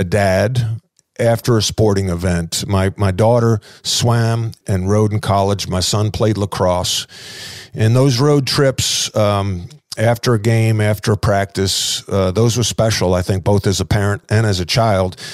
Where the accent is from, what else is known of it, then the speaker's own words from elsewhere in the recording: Long Island, New York, United States; I'm from Long Island